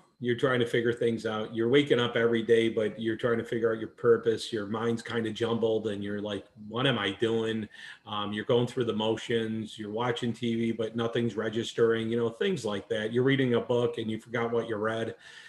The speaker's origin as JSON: {"language": "English", "region": "New York", "country": "United States", "moved": "yes", "said": "and now here I am, I'm a transplant from New York down here."}